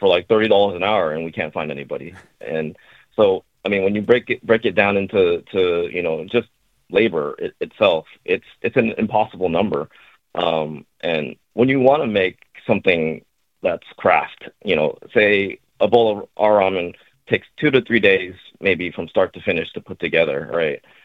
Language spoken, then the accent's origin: English; Bay Area, California, United States; moved away as an adult; also born or lived in Japan; I was born and raised in the Bay Area